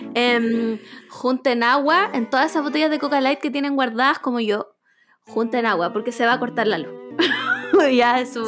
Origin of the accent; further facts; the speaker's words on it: Chile; del acento chileno es que cambiamos las conjugaciones